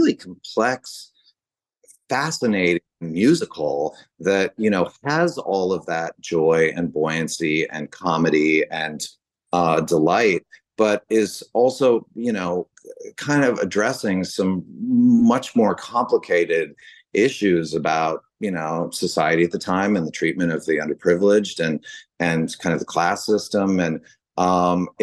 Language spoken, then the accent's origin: English; San Francisco, California, United States; grew up in San Francisco